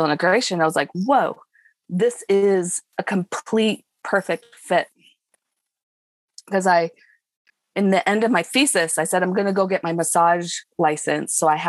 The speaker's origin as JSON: {"language": "English", "town": "Seattle", "region": "Washington", "country": "United States", "tie": "born or raised there", "said": "I grew up in Seattle and I lived on Capitol Hill"}